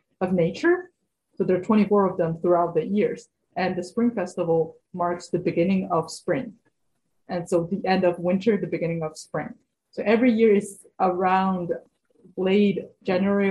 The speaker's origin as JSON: {"language": "English", "country": "Canada", "tie": "born or raised there", "also_born_or_lived": "China", "second_language": "English", "said": "I was born in China and then I grew up in Canada"}